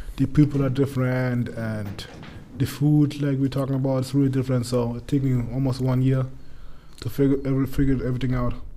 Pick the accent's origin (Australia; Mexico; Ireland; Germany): Germany; Munich, Bavaria; English is a second language; moved away as an adult; I'm from Munich